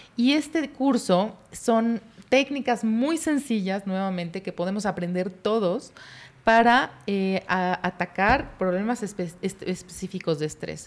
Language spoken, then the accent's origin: Spanish; Mexico; Los mexicanos pudimos